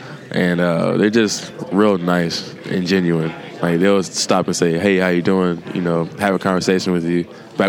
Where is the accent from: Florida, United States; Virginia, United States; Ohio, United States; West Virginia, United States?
Ohio, United States; Dayton; moved away as an adult; now in Blacksburg, United States; Dayton, Ohio.